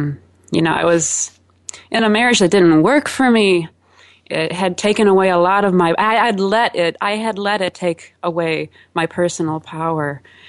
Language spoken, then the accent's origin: English; Chicago, Illinois, United States; I am from Chicago, Illinois.